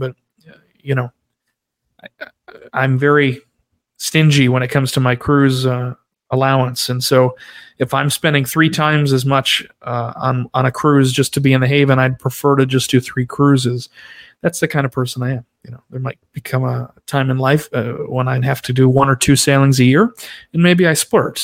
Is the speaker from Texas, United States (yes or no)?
no; Rhode Island, United States; moved away; I grew up in Rhode Island